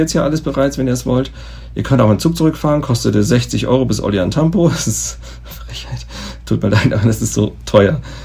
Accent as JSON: {"language": "German", "country": "Germany", "said": "als Deutscher"}